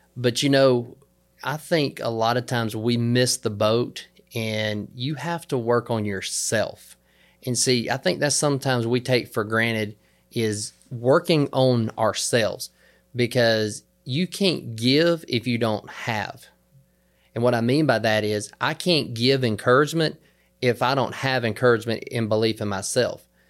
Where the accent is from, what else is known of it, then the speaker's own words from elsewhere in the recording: the South, United States; I'm from the South, so down here in the South